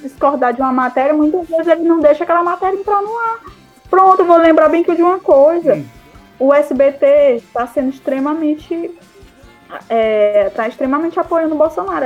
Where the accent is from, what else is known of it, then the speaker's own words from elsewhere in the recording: Piauí, Brazil; a gente é do Piauí